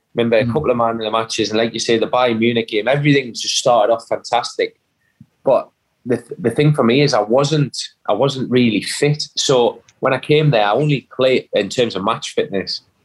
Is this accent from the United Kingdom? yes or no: yes; England, United Kingdom; me as an Englishman